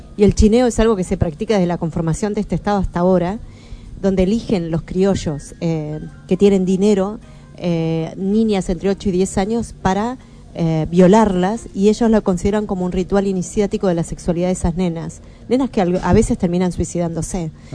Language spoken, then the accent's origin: Spanish; Bahía Blanca, Buenos Aires Province, Argentina; first language Spanish; me crié en Bahía Blanca